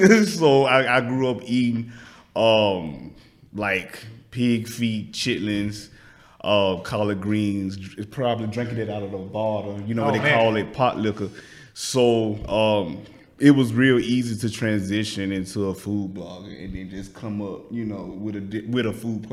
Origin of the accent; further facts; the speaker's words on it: Alabama, United States; now in Houston, United States; I'm from Alabama, and I have the food platform called My Southern Brand that highlights black-owned restaurants here in Houston, Texas.